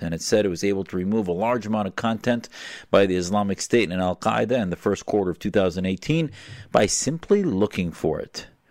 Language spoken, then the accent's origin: English; United States; as American Muslims